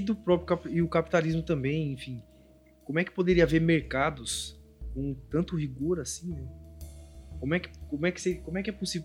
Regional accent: border region with Paraguay, Paraná, Brazil; eu sou da região ali da fronteira com Paraguai, Mato Grosso do Sul, é, sou paranaense daquela região

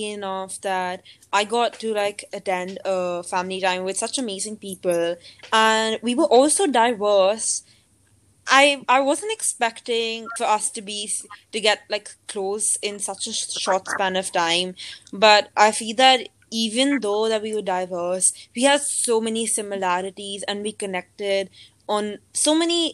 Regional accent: New Delhi, Delhi, India; I'm from New Delhi, India

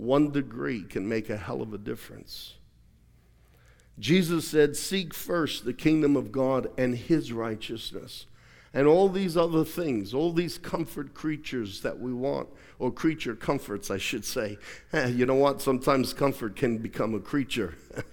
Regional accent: Australia; I remember growing up in Australia many times. I slept on a bed that was so broken, the springs popped through the mattress, literally.

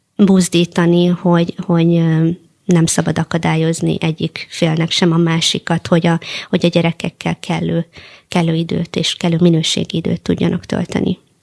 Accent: Hungary; magyar cigány nőként

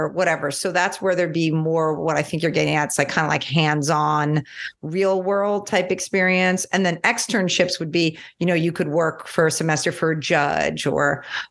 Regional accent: New York, United States; I'm from New York

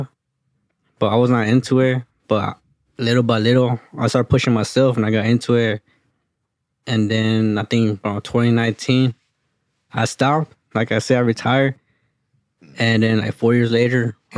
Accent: Houston, Texas, United States; I was born and raised in Houston, Texas, in North Central

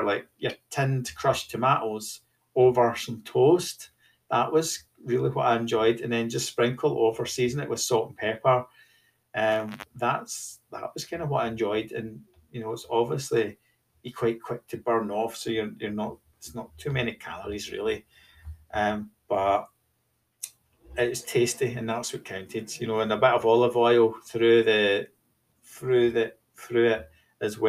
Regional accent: Scotland, United Kingdom; I was from Scotland

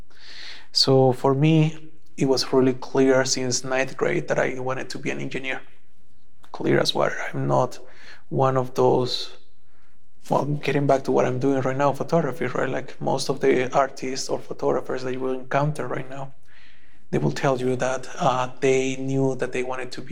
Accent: El Salvador; moved away as an adult; now in Canada; I was born and raised in El Salvador back in 1985

